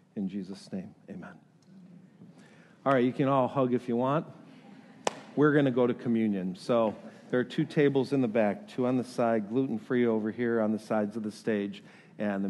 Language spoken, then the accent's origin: English; New York, United States; moved away; I am from New York